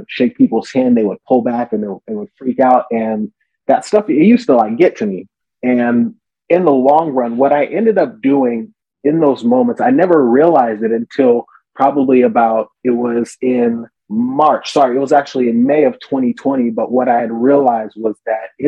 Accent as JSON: {"language": "English", "region": "Southern California", "country": "United States", "tie": "born or raised there", "said": "I was born and raised here in SoCal."}